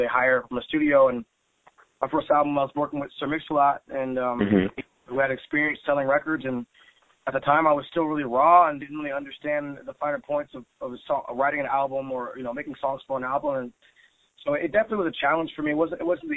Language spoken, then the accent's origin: English; Seattle, Washington, United States; I'm a Seattle boy. I grew up around Seattle music